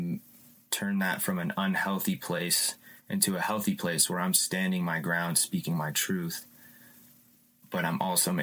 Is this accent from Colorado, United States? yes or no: yes; Louisville, Colorado, United States; I was raised in Louisville, Colorado